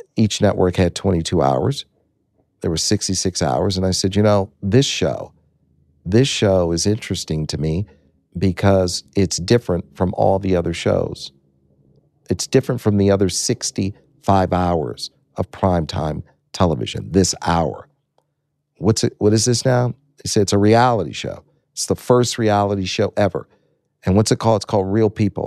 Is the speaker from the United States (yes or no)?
yes; Los Angeles, California, United States; also born or lived in Detroit, Michigan; I was raised here in Los Angeles